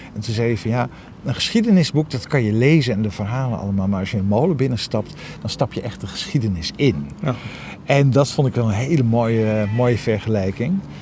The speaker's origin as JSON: {"language": "Dutch", "region": "Groningen", "country": "Netherlands", "also_born_or_lived": "Amsterdam", "moved": "yes", "said": "Ik kom uit Groningen"}